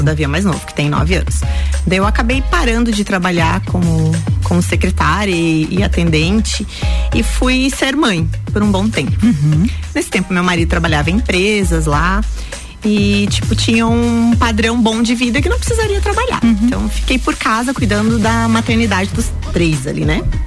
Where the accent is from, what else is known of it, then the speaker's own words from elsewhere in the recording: Correia Pinto, Santa Catarina, Brazil; moved away as an adult; also born or lived in Lages / Jaraguá do Sul; Sou natural de Lages, morei até os meus 19 anos em Correia Pinto